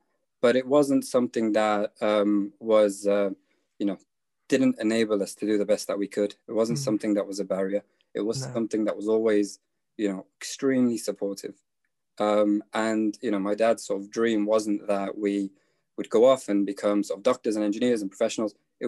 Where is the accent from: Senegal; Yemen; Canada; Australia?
Yemen; born there; So I was born in Yemen, 1994. So that was the start of a civil war in Yemen.